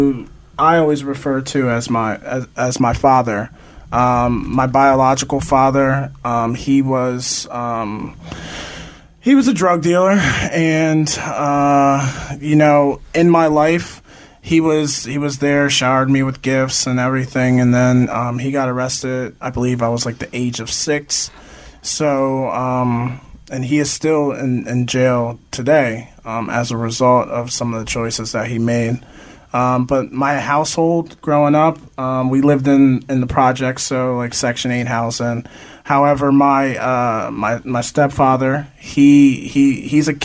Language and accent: English; Easton, Pennsylvania, United States; I grew up in Easton, Pennsylvania